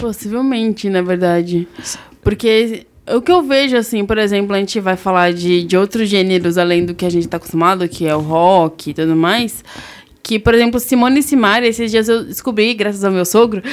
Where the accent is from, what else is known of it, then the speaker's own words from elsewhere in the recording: Southeast, Brazil; a gente é do Sudeste